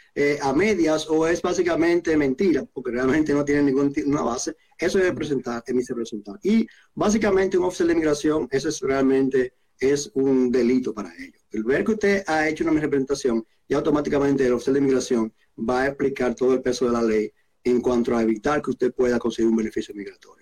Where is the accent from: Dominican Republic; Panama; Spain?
Dominican Republic; moved away as an adult; now in Canada; soy dominicano de origen y llegué a Canadá como residente permanente en 2007